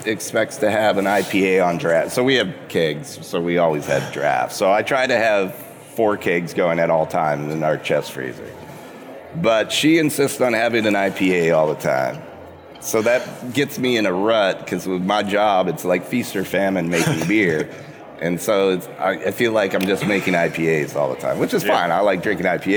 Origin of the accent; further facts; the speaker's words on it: Maine, United States; moved away as an adult; also born or lived in New Jersey / California / Indiana / Massachusetts; I grew up in Maine